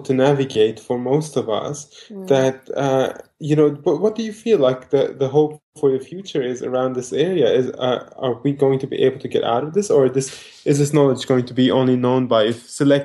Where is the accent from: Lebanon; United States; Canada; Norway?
Lebanon; now in Australia; I am from Lebanon